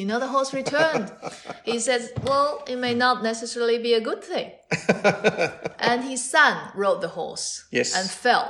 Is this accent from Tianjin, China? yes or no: yes; Tianjin, China; moved away as an adult; also born or lived in Beijing; now in Cambridge, United Kingdom; My hometown is in Tianjin, so it's only about 120 kilometers.